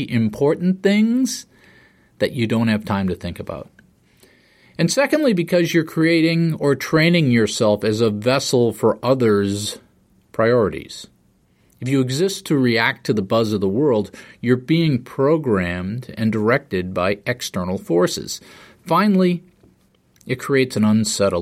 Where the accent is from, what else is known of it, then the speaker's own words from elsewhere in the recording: East Coast, United States; I grew up on the East Coast